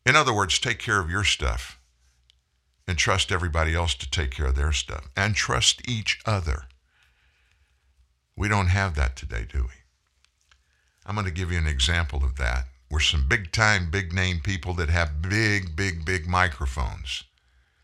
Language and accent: English; United States; I'm an American.